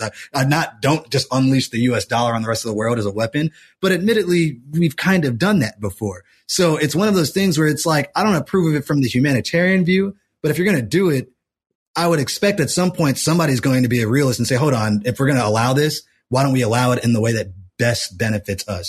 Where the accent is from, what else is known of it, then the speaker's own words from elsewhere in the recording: United States; as an American